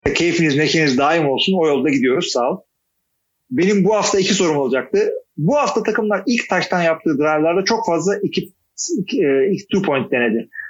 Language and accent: Turkish; Istanbul, Turkey; moved away as an adult; also born or lived in Artvin; now in Ankara, Turkey; İstanbul'da doğdum büyüdüm ama 20 senedir de ben ne 20 senesi? 15 senedir de Ankara'da oturuyorum